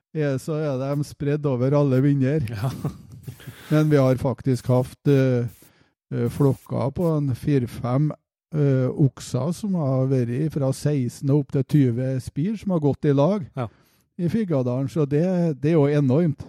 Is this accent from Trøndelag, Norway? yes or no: yes; Levanger, Trøndelag, Norway; also born or lived in Mosvik; opprinnelig så stammer jeg fra Mosvik kommune. Eh, der er jeg født, men jeg vokste opp på Levanger.